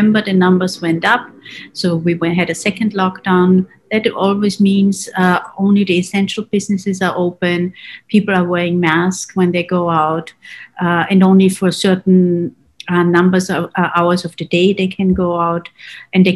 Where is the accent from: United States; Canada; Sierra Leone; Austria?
Austria; Salzburg; I come from Salzburg